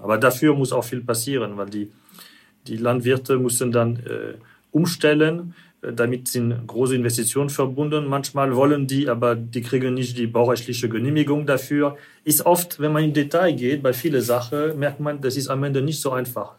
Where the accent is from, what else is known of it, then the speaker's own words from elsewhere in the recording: France; German is a second language; now in Germany; ich als Franzose